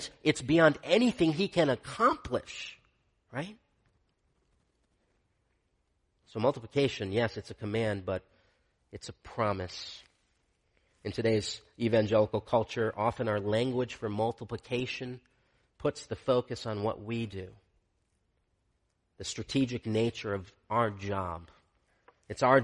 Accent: Michigan, United States; I grew up in Michigan

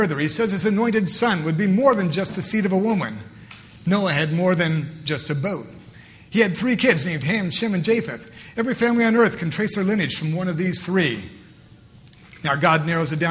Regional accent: Sabetha, Kansas, United States; I grew up in Sabetha, Kansas

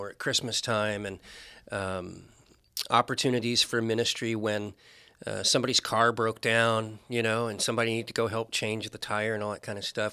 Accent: Anchorage, Alaska, United States; also born or lived in West Point, New York / Georgia / Nebraska / North Carolina; I spent my entire growing up in Alaska, with the exception of one year we went to North Carolina

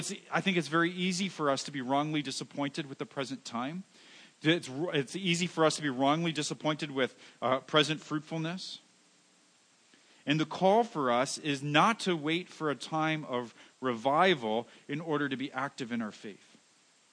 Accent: Canada; we're Canadian

